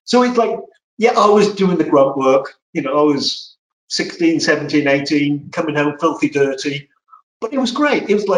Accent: Wales, United Kingdom; moved away as an adult; also born or lived in London; now in United States; I was born in Wales and lived there for 20 odd years. And then when I first started work, I moved to London and around the London area.

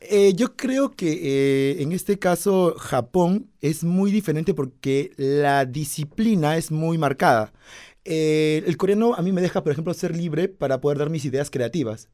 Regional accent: Peru; Yo soy peruano

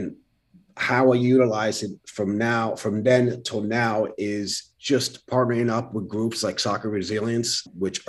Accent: Paterson, New Jersey, United States; also born or lived in New Brunswick, New Jersey; I grew up in Paterson, but I never saw Paterson, New Jersey, which is, you know, an urban area

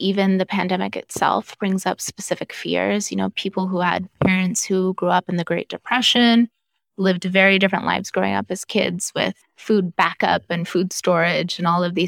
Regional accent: Idaho, United States; also born or lived in Southern California; We moved from Southern California to the middle of nowhere, Idaho, and grew up on, you know, we farmed our own food

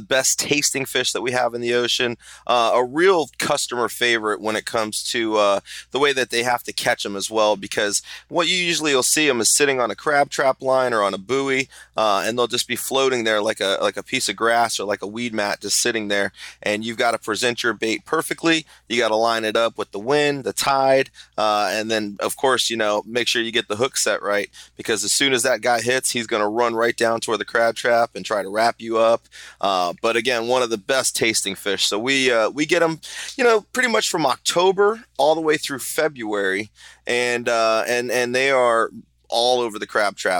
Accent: Sarasota, Florida, United States; I'm from Sarasota, Florida

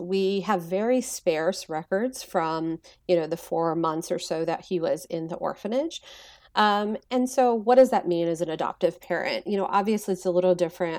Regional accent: Texas, United States; growing up in Texas

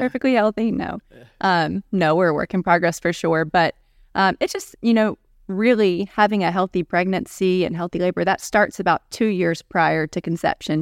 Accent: Gainesville, Georgia, United States; I'm from Gainesville, Georgia.

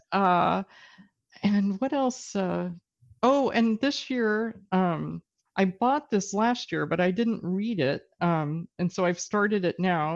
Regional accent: Texas, United States; now in British Columbia, Canada; I grew up in Texas

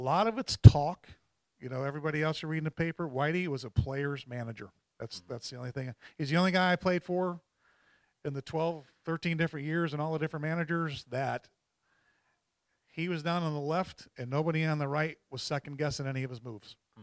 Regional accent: New York, United States; I'm from New York

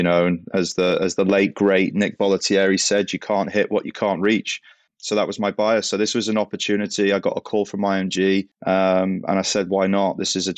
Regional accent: Southport, North West England, United Kingdom; Yeah, well, obviously not American. I'm English. Grew up in Southport, close to Liverpool.

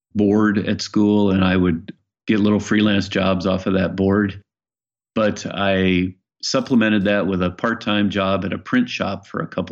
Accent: Iowa, United States; moved away as an adult; also born or lived in Los Angeles, California; now in Bainbridge Island, United States; I grew up in Iowa

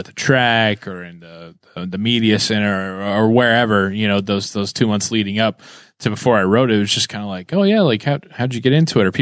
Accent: Indiana, United States; my home state

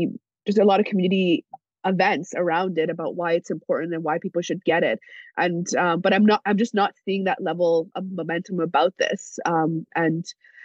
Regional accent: Iran; now in British Columbia, Canada; my family's from Iran. I'm from Iran. I speak Farsi

